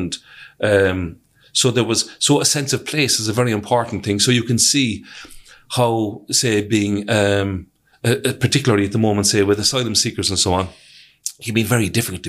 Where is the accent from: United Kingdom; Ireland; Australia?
Ireland; Cork, Munster; I love being from Cork. I love being able to trade for my hometown.